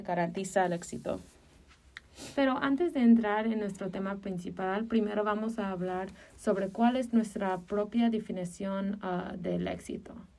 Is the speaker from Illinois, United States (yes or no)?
yes; Chicago, Illinois, United States; yo crecí en Chicago, ah, específicamente en Jefferson Park